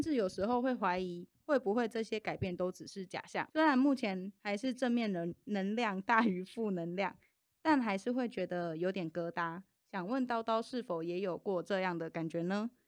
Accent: Changhua County, Taiwan; 我是彰化人。

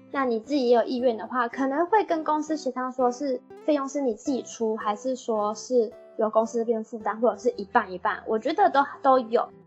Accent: Taiwan; moved away as an adult; now in Japan; 我是台湾人

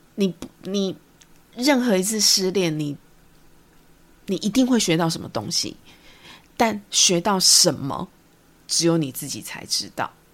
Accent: Taiwan; accent: Taiwanese Mandarin; 我真的是台湾国语很严重

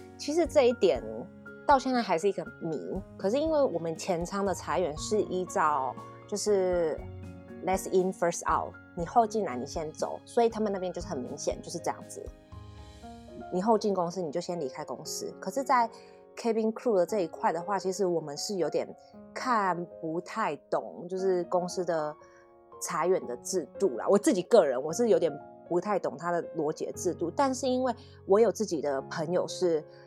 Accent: Taiwan; 只有我一个台湾人

